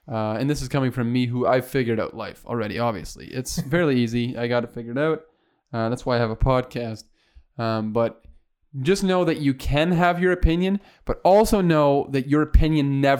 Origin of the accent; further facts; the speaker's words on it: Canada; We're Canadian.